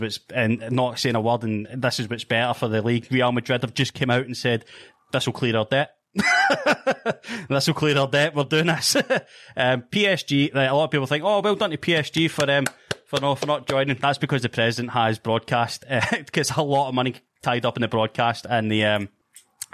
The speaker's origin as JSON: {"language": "English", "region": "Scotland", "country": "United Kingdom", "said": "from my home country"}